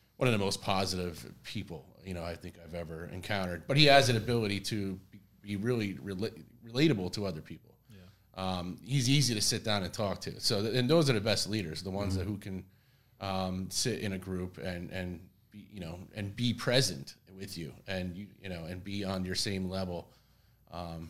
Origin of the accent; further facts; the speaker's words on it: Brick, New Jersey, United States; I grew up in Bricktown